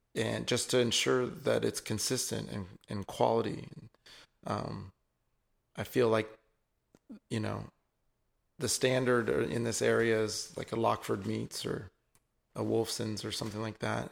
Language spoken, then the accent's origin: English; Isleton, California, United States; also born or lived in San Francisco; what I know as home is, is Ileton, um, out in the Sacramento Delta.